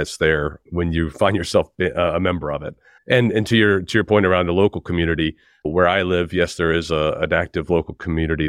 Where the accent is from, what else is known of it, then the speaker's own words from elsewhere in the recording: United States; now in United Kingdom; I'm an American, but I'm based in the U K